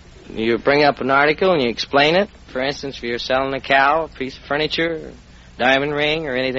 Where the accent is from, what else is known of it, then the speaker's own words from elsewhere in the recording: Champaign, Illinois, United States; now in California, United States; I'm from Champaign, Illinois.